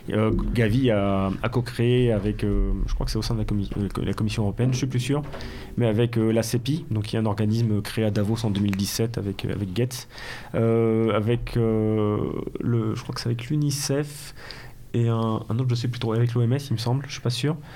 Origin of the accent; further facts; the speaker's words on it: Belgium; accent: Belgian; ensuite, ça, ensuite, ça charrie mon accent belge.